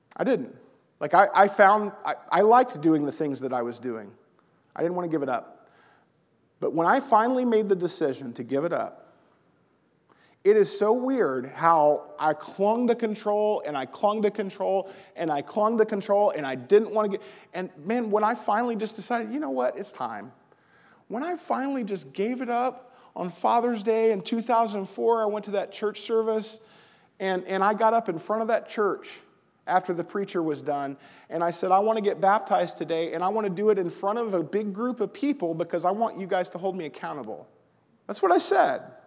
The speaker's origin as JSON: {"language": "English", "region": "the South", "country": "United States", "moved": "yes", "lives_now": "Collinsville, United States", "said": "I'm from the South."}